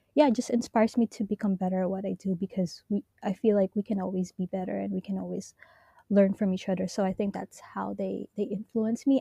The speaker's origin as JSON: {"language": "English", "country": "Hong Kong", "tie": "born or raised there", "also_born_or_lived": "Japan", "said": "I am Filipino, born and raised in Hong Kong"}